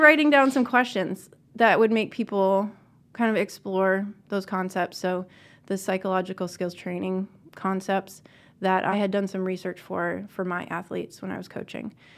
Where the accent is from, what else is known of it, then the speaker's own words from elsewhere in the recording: Northeast, United States; I was from the Northeast